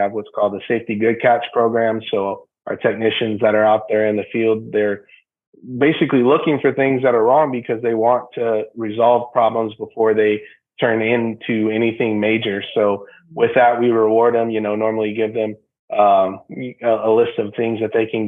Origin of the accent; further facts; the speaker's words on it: San Antonio, Texas, United States; moved away as an adult; now in Houston, United States; We're both born and raised in San Antonio. Now we're moved out here to Houston